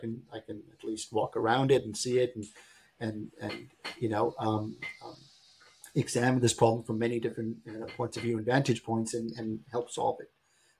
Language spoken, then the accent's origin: English; Berlin, Germany; I grew up in Berlin, Germany. My father was posted there as a diplomat. I went to high school in Berlin, but we used to live in East Berlin.